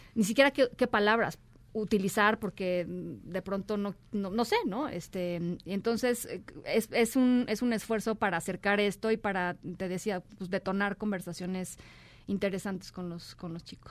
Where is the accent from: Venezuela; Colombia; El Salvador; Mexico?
Mexico; somos los mexicanos